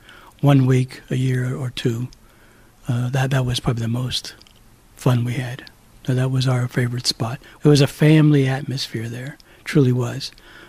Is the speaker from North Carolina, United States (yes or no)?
no; New Jersey, United States; now in Monroe, United States; originally from New Jersey.